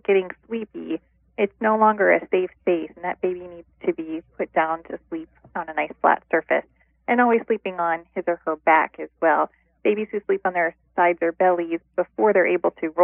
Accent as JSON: {"language": "English", "region": "Ohio", "country": "United States", "also_born_or_lived": "Midwest", "moved": "yes", "said": "I'm originally from Ohio, and I've been living in different areas of the country, mostly in the Midwest"}